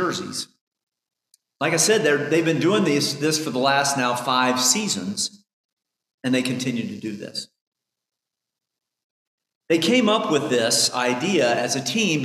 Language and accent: English; Indiana, United States; I grew up in Indiana for most of my adult life